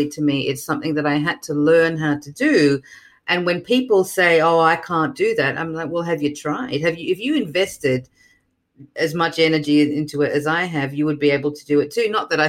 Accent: Melbourne, Victoria, Australia; now in New York, United States; I'm originally from Melbourne, Australia, but I live in New York now

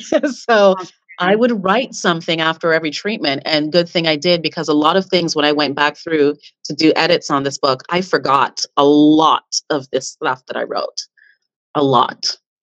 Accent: Canada; because, you know, we're Canadian.

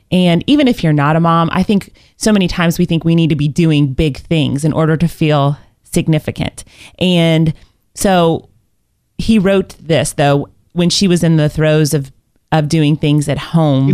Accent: Indiana, United States; I was born in Indiana and I played basketball my whole life

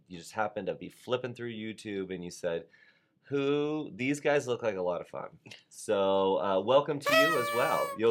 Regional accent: Douglasville, Georgia, United States; that's what we called it in Douglasville, Georgia

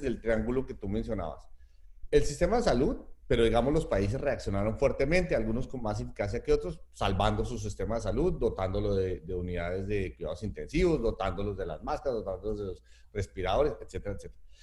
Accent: Colombia

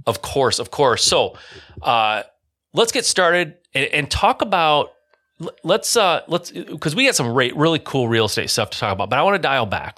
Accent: Michigan, United States; I grew up in Michigan in an area where, yeah, there was a negative connotation

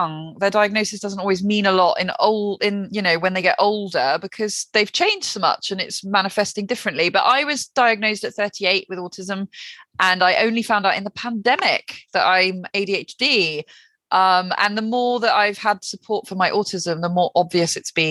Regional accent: the Southwest, South West England, United Kingdom; also born or lived in West London; now in London, United Kingdom; I'm from the Southwest originally

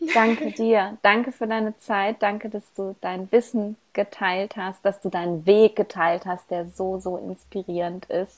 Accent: Ruhr area, North Rhine-Westphalia, Germany; accent: Ruhr dialect; ich komme ja aus dem Ruhrgebiet und wir haben ja eine sehr ähm, spezielle Sprache

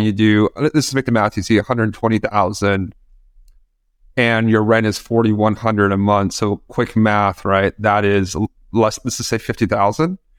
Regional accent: New York, United States; we're both from New York, we're both living in New York

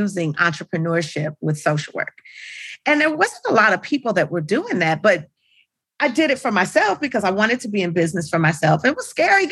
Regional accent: Los Angeles, California, United States; I grew up in Los Angeles

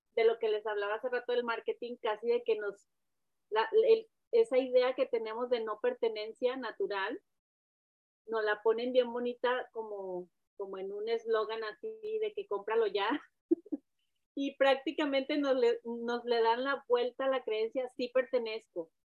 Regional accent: Mexico; moved away; la inmigrante o como la mexicana que vive donde no debe de vivir

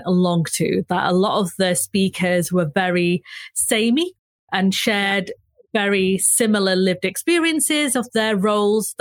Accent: Manchester, North West England, United Kingdom; accent: northern; if you can't tell by my accent, I am a proud northerner. I am based in Manchester, have lived and worked in Manchester all my life

